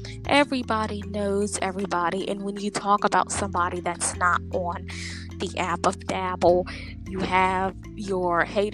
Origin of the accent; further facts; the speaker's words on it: Lynchburg, Virginia, United States; I am from Lynchburg, Virginia